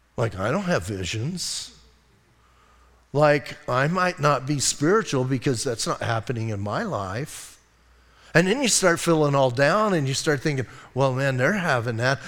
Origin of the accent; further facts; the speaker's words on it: Bisbee, Arizona, United States; I'm from Bisbee